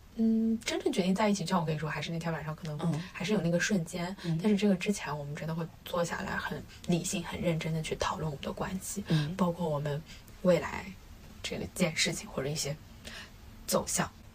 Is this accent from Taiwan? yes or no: no; China; 我们中国人